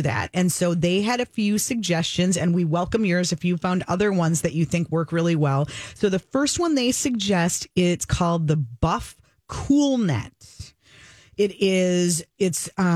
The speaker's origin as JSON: {"language": "English", "region": "Minnesota", "country": "United States", "said": "as a Minnesotan"}